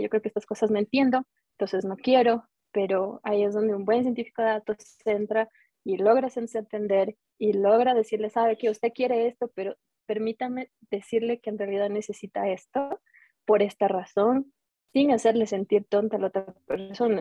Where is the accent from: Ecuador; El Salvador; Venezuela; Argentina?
Ecuador; como ecuatorianos